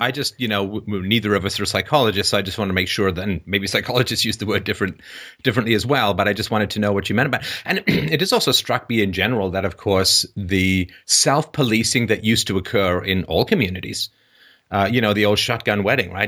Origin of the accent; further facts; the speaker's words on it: England, United Kingdom; now in Canada; growing up in England